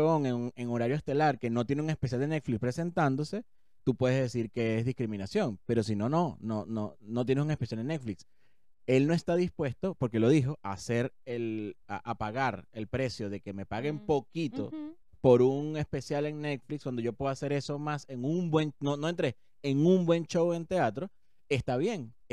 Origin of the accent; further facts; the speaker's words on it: Venezuela; now in Chile; yo soy venezolano